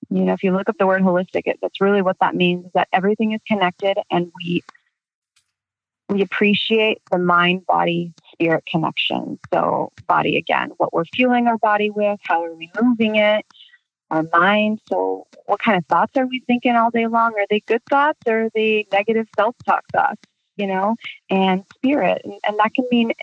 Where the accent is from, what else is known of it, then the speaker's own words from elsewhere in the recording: Chicago, Illinois, United States; moved away as an adult; now in Southern California, United States; I'm originally from Chicago, and I now live in Southern California.